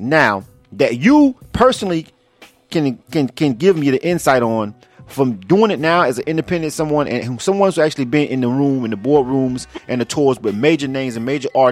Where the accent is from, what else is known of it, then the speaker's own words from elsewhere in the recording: Florida, United States; I was born and raised in the South, right? But and so I used to get a lot of flack because I'm from Florida and I'm from the deep South